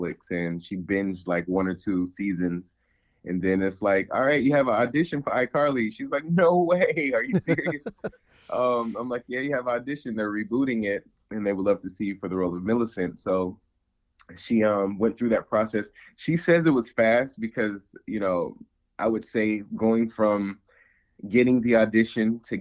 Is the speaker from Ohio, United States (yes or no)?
yes; Ohio, United States; moved away; also born or lived in New York City; I grew up in Ohio, and it was a small time, you know, little town, not many opportunities in this field